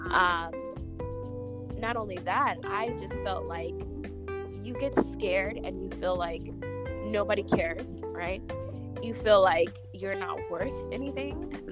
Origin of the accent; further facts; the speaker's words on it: New York, United States; also born or lived in California; I say the tunnel because I'm, I'm a New Yorker